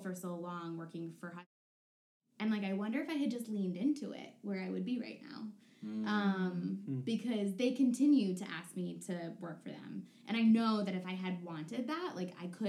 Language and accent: English; Connecticut, United States; I grew up in Connecticut in like a very affluent liberal area